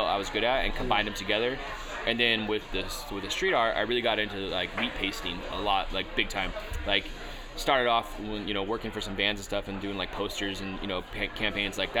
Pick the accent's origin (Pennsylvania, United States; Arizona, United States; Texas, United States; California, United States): California, United States; Anderson; moved away as an adult; also born or lived in Redding, California; now in Las Vegas, United States; I'm actually from a smaller town outside of Redding called Anderson, California